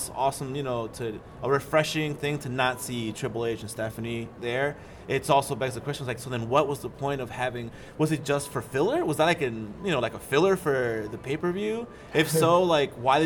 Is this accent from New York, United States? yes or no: yes; New York City, New York, United States; I'm from Queens. Mm-hmm. I'm from New York.